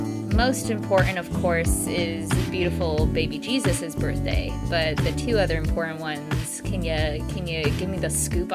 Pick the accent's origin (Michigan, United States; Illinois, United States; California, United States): Michigan, United States; growing up in Michigan and about 45 minutes away from the beach, I always lamented that I could never have beach birthdays